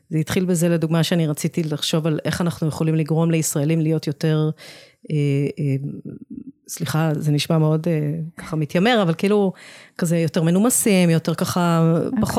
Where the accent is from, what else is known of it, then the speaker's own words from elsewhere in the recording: Israel; also born or lived in England, United Kingdom; נולדתי באנגליה. Uh, ההורים שלי עשו עלייה כשהייתי ילדה קטנה. אני תמיד אומרת שזו הייתה בחירה שלהם, לא בחירה שלי.